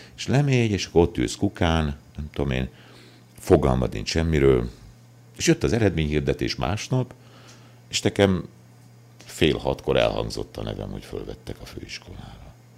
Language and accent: Hungarian; Kömlő, Heves, Hungary; also born or lived in Szolnok / Eger; Születtem falun Kömlőn, ez egy Heves megyei kis, ö, község.